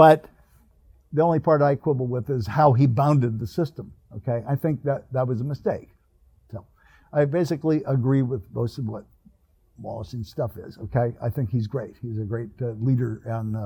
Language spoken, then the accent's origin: English; Northern California, United States; now in Riverside, United States; I grew up in California, so I'm a Californian. But I grew up in Northern California